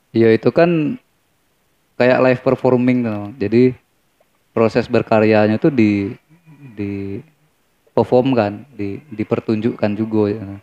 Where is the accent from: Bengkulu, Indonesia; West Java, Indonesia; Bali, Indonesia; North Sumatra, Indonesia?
Bengkulu, Indonesia; also born or lived in Semarang, Central Java; Lahir di Jawa Tengah, di Semarang. Oh, orang Tapi Semarang. Dari kecil tuh udah ikut orang tua ke Bengkulu.